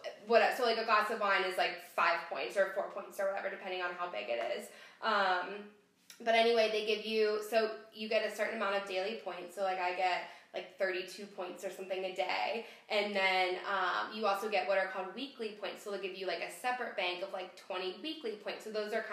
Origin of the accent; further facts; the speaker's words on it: Cincinnati, Ohio, United States; I grew up in Cincinnati